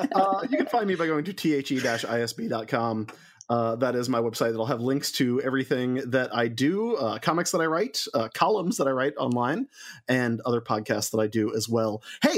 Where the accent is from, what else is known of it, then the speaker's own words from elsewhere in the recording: the South, United States; growing up in the South and growing up kind of around evangelical churches